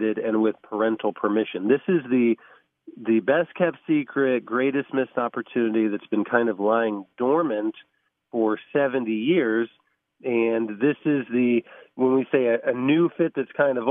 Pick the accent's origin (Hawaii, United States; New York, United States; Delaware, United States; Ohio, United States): Ohio, United States; Van Wert; my hometown of Van Wert, Ohio.